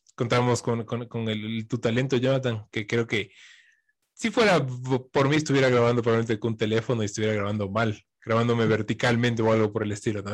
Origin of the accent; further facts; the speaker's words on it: Quito, Pichincha, Ecuador; soy quiteño, vivo aquí a la vueltita